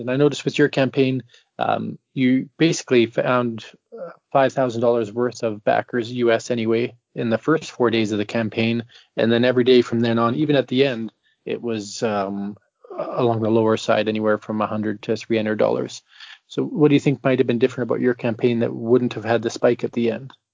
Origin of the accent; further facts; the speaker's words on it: Canada; I'm from Canada